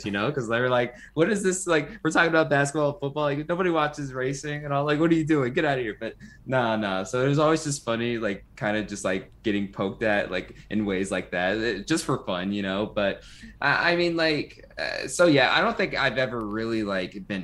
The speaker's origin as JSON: {"language": "English", "town": "Las Vegas", "region": "Nevada", "country": "United States", "said": "I'm from Las Vegas. Basically, I'm out here on the West Coast"}